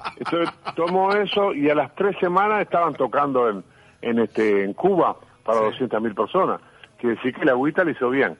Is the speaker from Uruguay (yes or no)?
yes; Uruguay; vengo del Uruguay, que vengo este, escondido entre dos países gigantes que son Argentina y Brasil